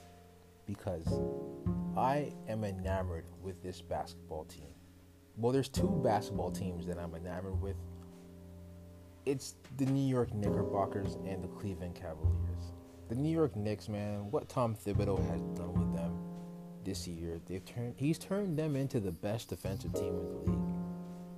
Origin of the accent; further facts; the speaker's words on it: Toronto, Ontario, Canada; my hometown Raptors